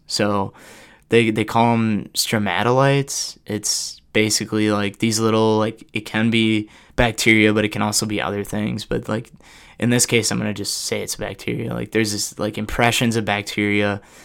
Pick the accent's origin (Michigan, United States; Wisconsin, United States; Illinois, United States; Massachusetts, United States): Wisconsin, United States; Oshkosh; now in Madison, United States; back in Oshkosh